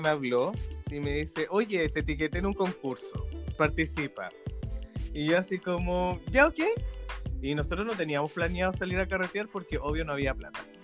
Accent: Santiago, Santiago Metropolitan Region, Chile; Soy de Santiago.

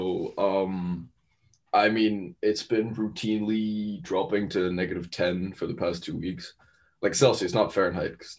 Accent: San Carlos, California, United States; now in New York, United States; I'm from San Carlos

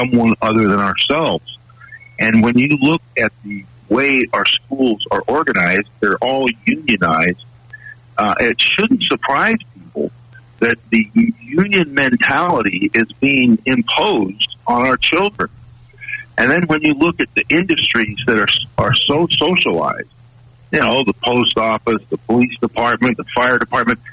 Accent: California, United States; I grew up in California and went to college in Southern California

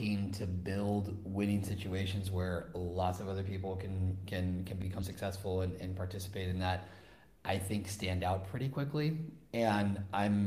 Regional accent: West Coast, United States; now in Spain; I'm from the West Coast

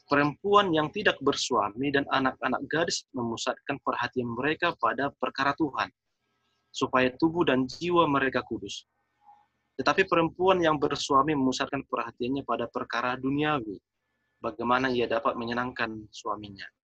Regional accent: North Sumatra, Indonesia; Kalau dalam kami orang Batak yang menekankan bahwa anak itu adalah kekayaan.

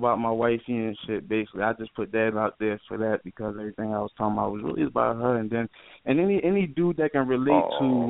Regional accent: Philadelphia, Pennsylvania, United States; I'm from North Philly, you know what I'm saying? Northside, born and raised.

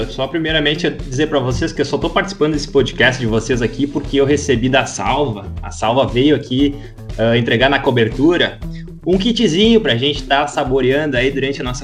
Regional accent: Russia; Eu não sou Viking, eu sou russo.

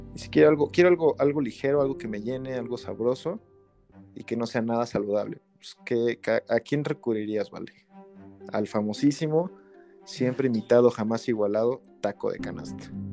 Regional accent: Tlaxcala, Mexico; moved away as an adult; also born or lived in Puebla; now in Mexico City, Mexico; Prácticamente toda mi vida formativa en Tlaxcala. Ya laboral, pues ya en la Ciudad de México, pero formativa en Tlaxcala

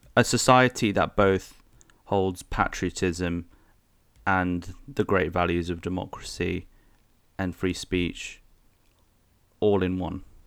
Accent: United Kingdom; we British

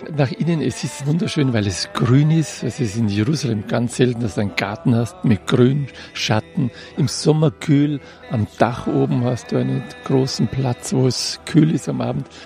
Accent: Salzburg, Austria; moved away as an adult; now in Israel; Ich komme aus Salzburg

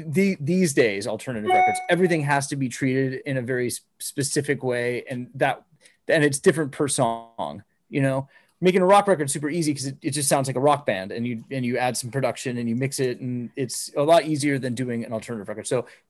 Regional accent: Phoenix, Arizona, United States; I'm from Phoenix, Arizona.

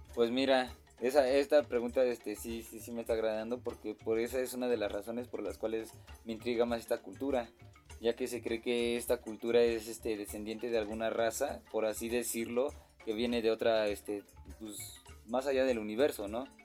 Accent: Mexico; como nací aquí en México, pues sí me agrada, me agrada todo lo que hay aquí en mi país natal.

